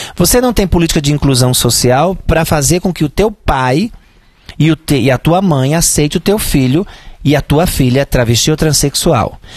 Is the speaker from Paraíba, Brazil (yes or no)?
yes; Santa Cruz, Paraíba, Brazil; moved away as an adult; also born or lived in Juazeiro, Bahia; Eu sou paraibana, é, vivi algum tempo em Juazeiro da Bahia. Eu nasci na Paraíba